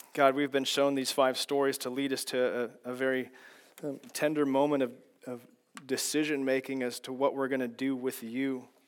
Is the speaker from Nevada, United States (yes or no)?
no; Kansas, United States; moved away; I was born and raised in Kansas